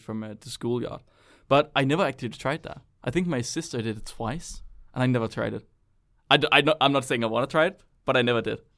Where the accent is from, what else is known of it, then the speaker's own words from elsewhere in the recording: Denmark; I'm from Jylland